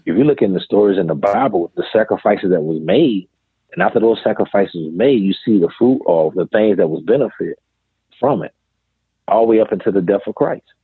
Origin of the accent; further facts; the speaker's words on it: Greenville, South Carolina, United States; I was born in Greenville, South Carolina, and I grew up on the west end of Greenville